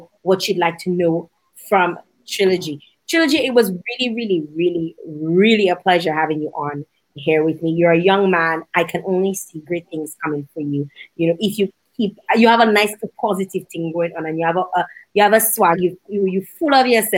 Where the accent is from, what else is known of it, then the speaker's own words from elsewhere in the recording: Dominica; I'm from Dominica